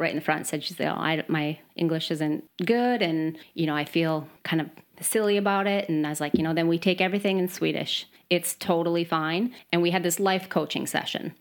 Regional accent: Midwest, Michigan, United States; moved away as an adult; now in Sweden; I am from the Midwest

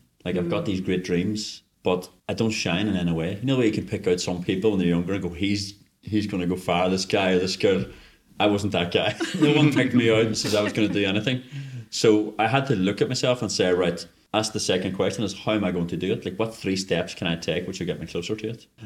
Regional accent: Northern Ireland, United Kingdom; now in Stockholm, Sweden; I grew up in Northern Ireland during the Troubles

